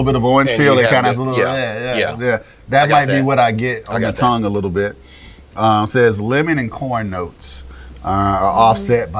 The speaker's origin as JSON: {"language": "English", "region": "Florida", "country": "United States", "said": "I'm from Florida"}